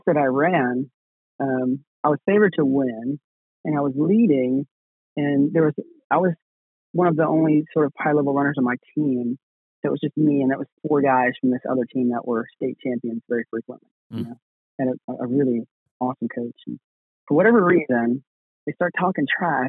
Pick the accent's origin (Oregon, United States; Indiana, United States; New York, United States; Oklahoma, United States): New York, United States; I grew up in New York